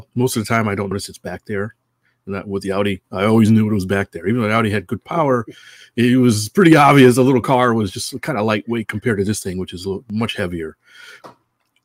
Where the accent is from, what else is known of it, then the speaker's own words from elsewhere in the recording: Connecticut, United States; now in California, United States; I'm from Connecticut. I have a lot of family there